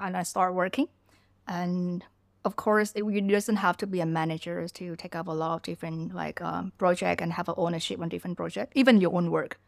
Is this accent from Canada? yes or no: no; Ho Chi Minh City, Vietnam; also born or lived in southern Vietnam / Malaysia; now in Bangkok, Thailand; growing up in Vietnam. I was born in, um, in a smaller city in the South Vietnam. And, uh, later on, we all moved to Ho Chi Minh City